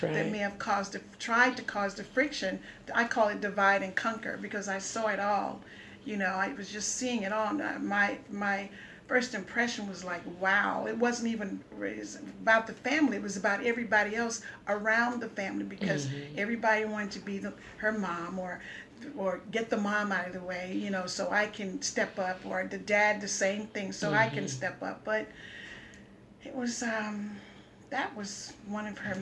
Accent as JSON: {"language": "English", "region": "the South", "country": "United States", "moved": "yes", "said": "I was from the South"}